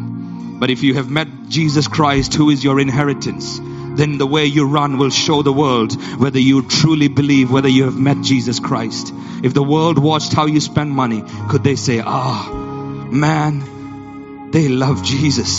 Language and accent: English; Yola, Adamawa, Nigeria; I was born in Nigeria, in Yola, Nigeria.